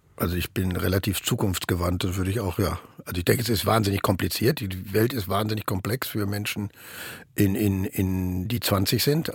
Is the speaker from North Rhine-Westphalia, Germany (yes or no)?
yes; Ruhr area, North Rhine-Westphalia, Germany; moved away as an adult; now in Berlin, Germany; bei uns im Ruhrgebiet